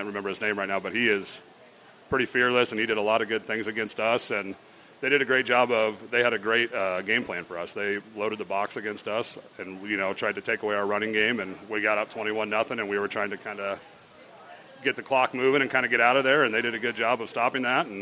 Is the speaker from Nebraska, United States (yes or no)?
yes; Geneva, Nebraska, United States; I'm from Geneva originally